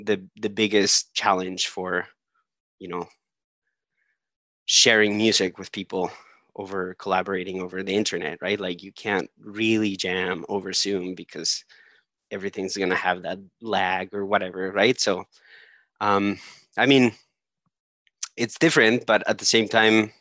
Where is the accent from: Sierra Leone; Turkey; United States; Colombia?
Colombia; moved away; I'm originally from Colombia.